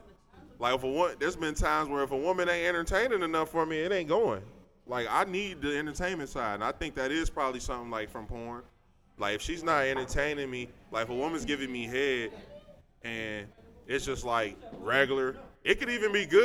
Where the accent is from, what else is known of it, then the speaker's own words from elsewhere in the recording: United States; also born or lived in Westchester; I grew up in the Fay in Lincoln Heights when I was younger